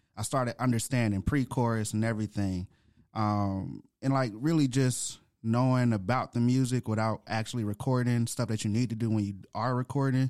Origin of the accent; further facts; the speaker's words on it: Atlanta, Georgia, United States; also born or lived in Grand Rapids, Michigan; I was born in Grand Rapids, Michigan, but I was raised here in Atlanta, Georgia.